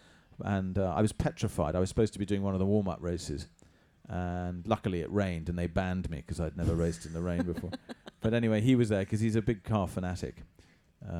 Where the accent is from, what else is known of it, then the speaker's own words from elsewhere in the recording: England, United Kingdom; I'm too English